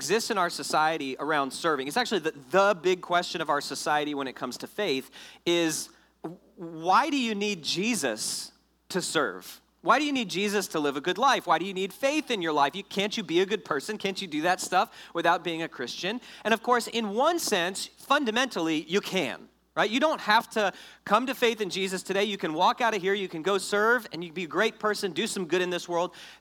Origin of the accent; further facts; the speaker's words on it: Fort Lauderdale, Florida, United States; I grew up outside of Fort Lauderdale, way out in the suburbs